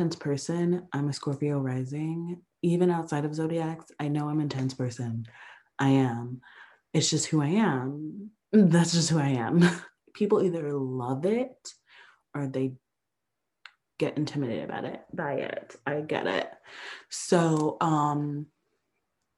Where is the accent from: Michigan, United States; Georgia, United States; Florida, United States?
Georgia, United States; Atlanta; moved away; also born or lived in San Francisco / Los Angeles; I'm from Atlanta.